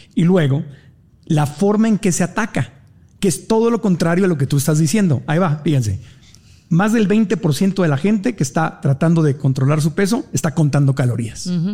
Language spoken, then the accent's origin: Spanish; Mexico City, Mexico; A mí mi mamá me llevaba de niño aquí en Ciudad de México a comer hot cakes los domingos.